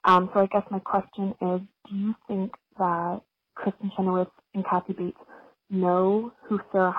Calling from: Toronto, Ontario, Canada; I'm calling from Toronto, Canada

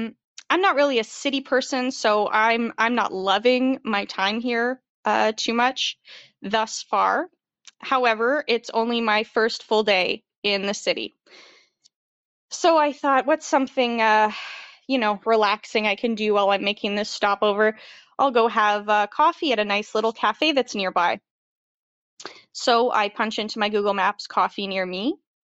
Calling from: Ottawa, Ontario, Canada; I'm a listener from Ottawa, Ontario.

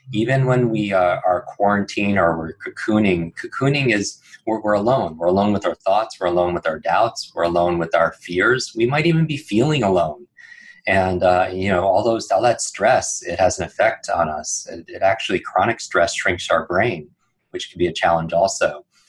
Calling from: New York City, New York, United States; I'm coming in from New York City, which is an interesting place to be cocooning.

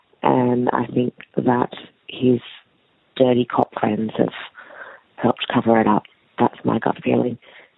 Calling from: Australia; I'm calling from New Sydney in Australia.

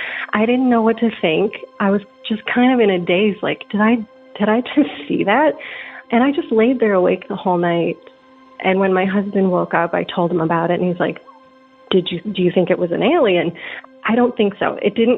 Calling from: Atlanta, Georgia, United States; I'm calling from Atlanta, Georgia.

